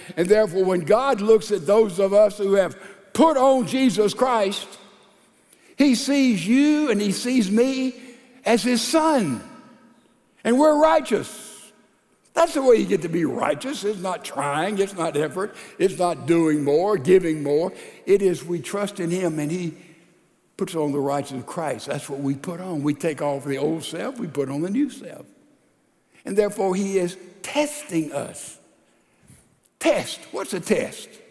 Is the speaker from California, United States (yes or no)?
no; Laurel, Mississippi, United States; there's one in my hometown, Laurel, Mississippi